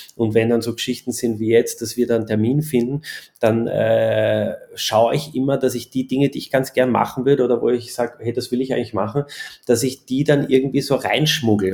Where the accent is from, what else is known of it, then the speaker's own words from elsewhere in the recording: Austria; bei uns in Österreich